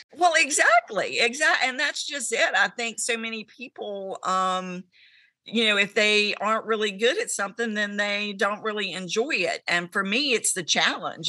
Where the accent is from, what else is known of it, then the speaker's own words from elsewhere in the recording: Abingdon, Virginia, United States; I am from Abington, Virginia, which is central Virginia